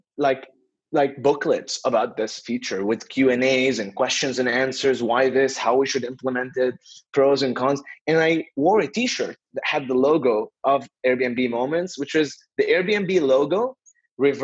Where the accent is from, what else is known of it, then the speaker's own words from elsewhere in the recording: Beirut, Beirut Governorate, Lebanon; I'm originally from Beirut, Lebanon